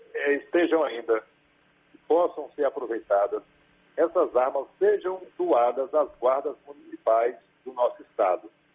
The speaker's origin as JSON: {"language": "Portuguese", "region": "Bahia", "country": "Brazil", "said": "nós, como baianos"}